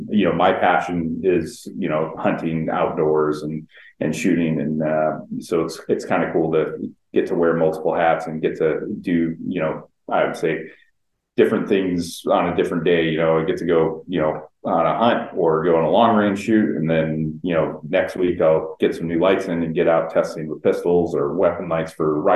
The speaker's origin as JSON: {"language": "English", "town": "San Diego", "region": "California", "country": "United States", "tie": "born or raised there", "said": "I was born and raised in San Diego."}